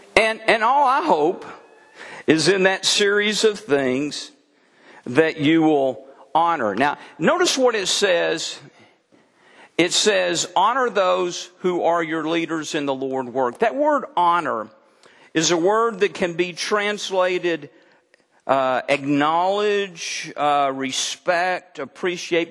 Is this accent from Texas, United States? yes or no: yes; Texas, United States; now in Mount Ida, United States; I'm a Texan by birth